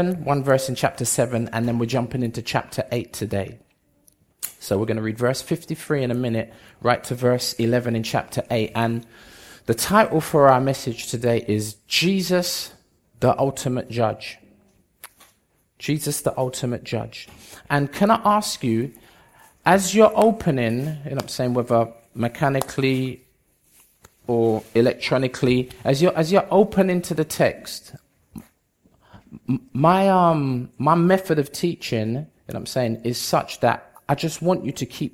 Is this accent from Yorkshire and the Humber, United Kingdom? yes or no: no; London, United Kingdom; also born or lived in Bedford / Jamaica; I was born in Bedford, grew up in London most of my life, spent a few years in Jamaica, came back when I was about 20, 21